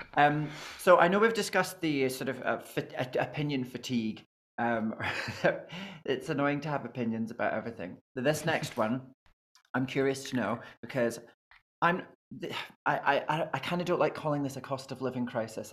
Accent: Scotland, United Kingdom; I'm Scottish

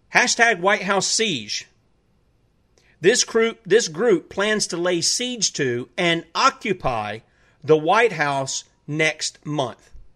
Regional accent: South Carolina, United States; my home state of South Carolina

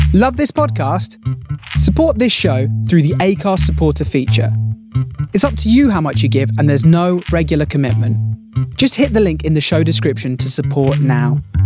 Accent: Gateshead, North East England, United Kingdom; I was born in Gateshead in Newcastle um, in the eighties

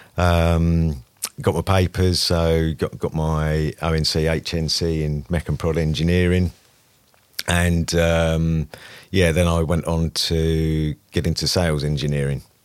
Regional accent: Brightlingsea, East of England, United Kingdom; from a small town in northeast Essex called Brightlingsea

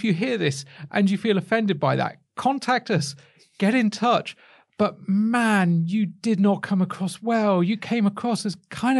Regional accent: West Midlands, United Kingdom; I have a weird kind of accent that doesn't belie the fact that I come from the West Midlands.

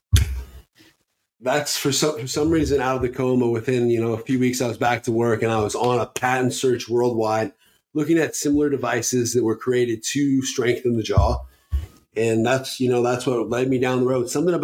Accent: Fairbanks, Alaska, United States; I was born and raised in Fairbanks, Alaska.

